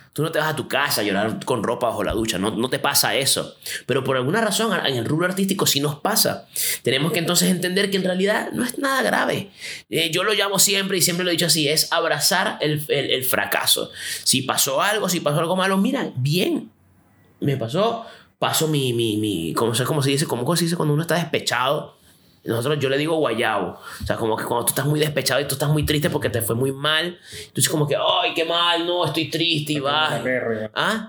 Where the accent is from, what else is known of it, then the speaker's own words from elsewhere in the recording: Venezuela; now in Chile; Yo soy venezolano, vivo en Chile